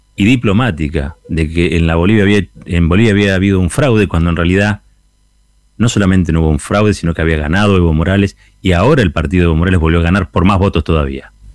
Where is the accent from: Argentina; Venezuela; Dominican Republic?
Argentina; el orgullo como argentinos